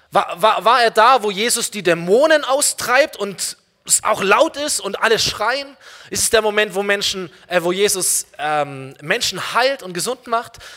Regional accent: Aalen, Baden-Württemberg, Germany; Aalen ist meine Heimatstadt, komm, wir fahren hin eine Stunde

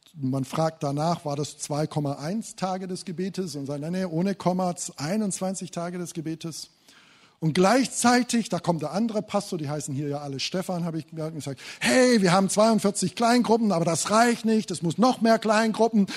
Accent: Thuringia, Germany; bei uns in Thüringen

